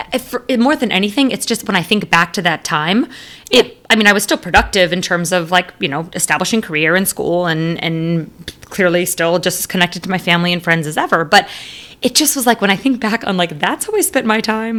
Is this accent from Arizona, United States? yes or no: yes; Arizona, United States; my roots growing up in Arizona